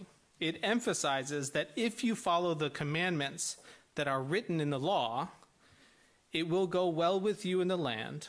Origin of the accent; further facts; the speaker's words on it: Midwest, United States; I'm from the Midwest